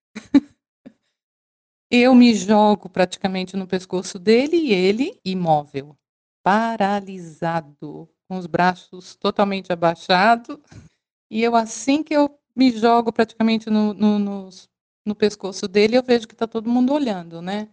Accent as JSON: {"language": "Portuguese", "country": "Brazil", "also_born_or_lived": "China", "moved": "as an adult", "said": "sou brasileira"}